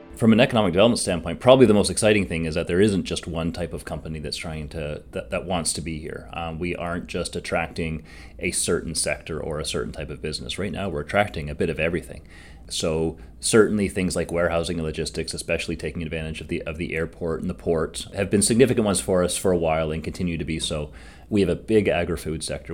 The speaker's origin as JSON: {"language": "English", "town": "Hamilton", "region": "Ontario", "country": "Canada", "tie": "born or raised there", "said": "I am from Hamilton, so I grew up here"}